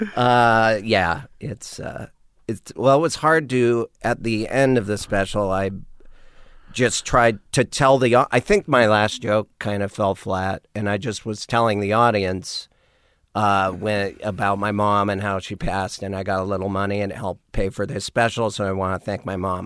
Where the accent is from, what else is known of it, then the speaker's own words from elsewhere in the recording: Missoula, Montana, United States; moved away as an adult; also born or lived in Monterey / Austin; growing up in Montana